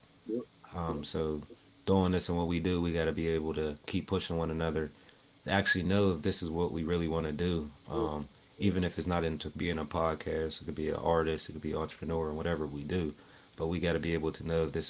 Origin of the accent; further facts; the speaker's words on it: Pittsburgh, Pennsylvania, United States; I'm from Pittsburgh, yeah. Pittsburgh on the north side, born and raised on the north side.